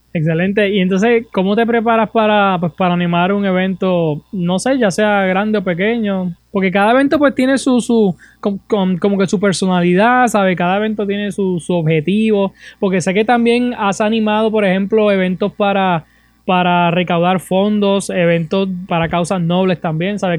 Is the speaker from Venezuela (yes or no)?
no; Puerto Rico; como puertorriqueños, como residentes de, este país